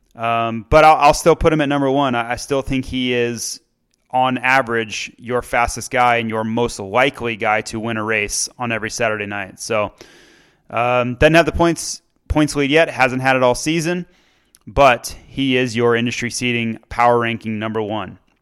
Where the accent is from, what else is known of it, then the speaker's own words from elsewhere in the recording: Florida, United States; moved away; my home state of Florida